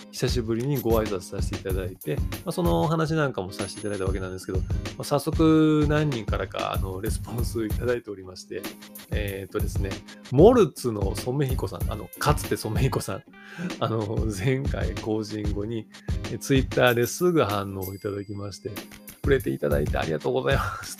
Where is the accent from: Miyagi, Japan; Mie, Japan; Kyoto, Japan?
Kyoto, Japan; 僕京都なんですよ